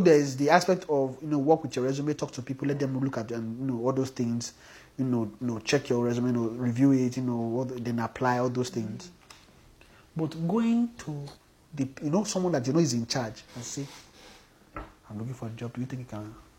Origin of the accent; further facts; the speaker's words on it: Nigeria; especially if we are from Nigeria